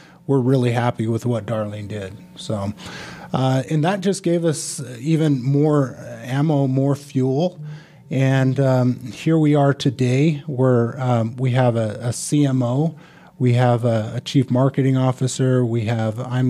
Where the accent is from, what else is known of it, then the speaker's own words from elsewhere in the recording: Smoot, Wyoming, United States; moved away as an adult; also born or lived in Sacramento, California / New York City / Provo, Utah; now in Utah, United States; I grew up in a town called Smoot, Wyoming, population 100.